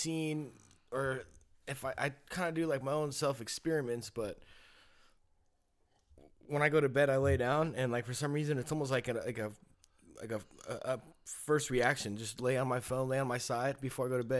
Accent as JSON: {"language": "English", "town": "Willits", "region": "California", "country": "United States", "tie": "born or raised there", "said": "growing up in Willits"}